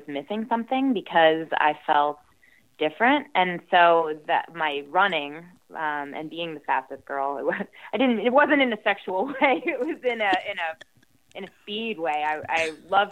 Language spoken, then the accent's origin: English; Southern Ohio, United States; also born or lived in near London, United Kingdom; now in London, United Kingdom; I was growing up in Southern Ohio, very different political beliefs than most of the people around us.